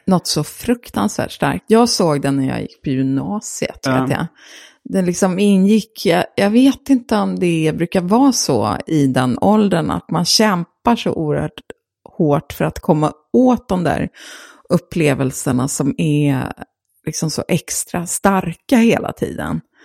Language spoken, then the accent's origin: Swedish; Gothenburg, Västra Götaland, Sweden; hade en filmklubb i Göteborg där jag är uppvuxen